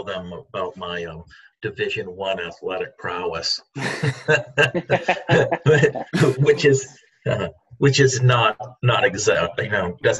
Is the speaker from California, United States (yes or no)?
no; South Carolina, United States; now in Maine, United States; I grew up in South Carolina, escaped there as soon as I could to come back to Maine where I was born